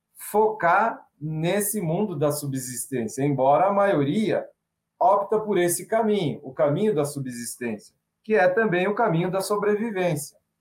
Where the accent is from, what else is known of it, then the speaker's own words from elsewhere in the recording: São Paulo, Brazil; Sou paulistano